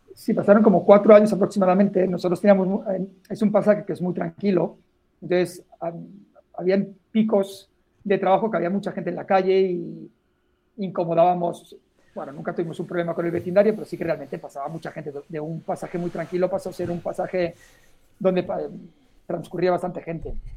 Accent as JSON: {"language": "Spanish", "town": "Molins de Rei", "region": "Catalonia", "country": "Spain", "tie": "born or raised there", "also_born_or_lived": "Poblenou, Barcelona", "said": "nací aquí en Barcelona, ahora en un pueblo muy cerca que se llama Molins de Rey"}